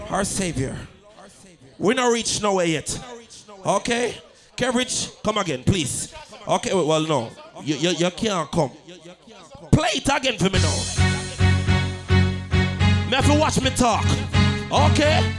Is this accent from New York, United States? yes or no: yes; New York City, New York, United States; I'm from Brooklyn.